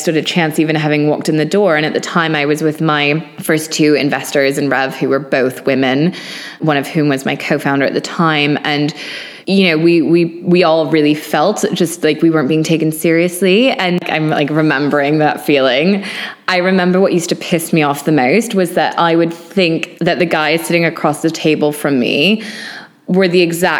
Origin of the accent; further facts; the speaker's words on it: Maine, United States; now in London, United Kingdom; growing up in Maine and in nature